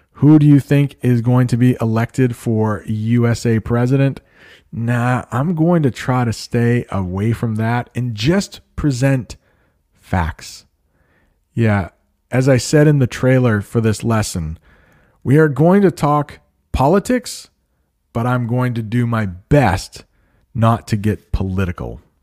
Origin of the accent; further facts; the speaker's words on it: United States; I am an American